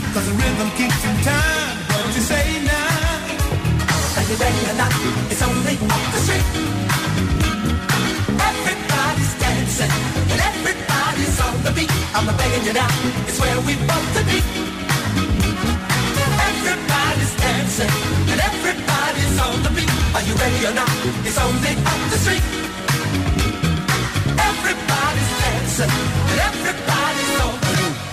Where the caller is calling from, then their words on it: Canary Islands, Spain; A ver, soy … de Gran Canaria.